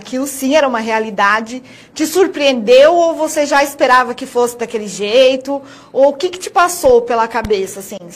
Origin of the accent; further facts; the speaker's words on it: São Paulo, Brazil; moved away as an adult; now in Sinop, Brazil; Sou paulista, ah. sou paulista.